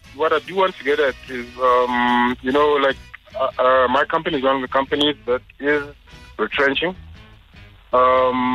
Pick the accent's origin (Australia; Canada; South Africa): South Africa; Limpopo; I'm also from Limpopo